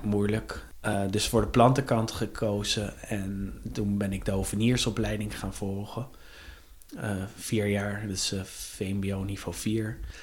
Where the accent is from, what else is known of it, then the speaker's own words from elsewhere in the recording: The Hague, South Holland, Netherlands; geboren en getogen in Den Haag